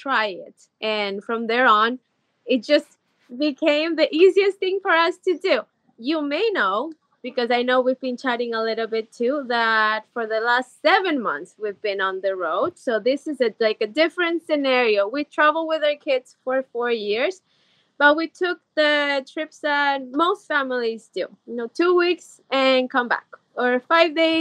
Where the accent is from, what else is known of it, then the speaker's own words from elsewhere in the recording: Ecuador; moved away as an adult; now in California, United States; I'm originally from Ecuador, so I'm very, very Latina, but I've been living in California for a very long time, about 12 years or so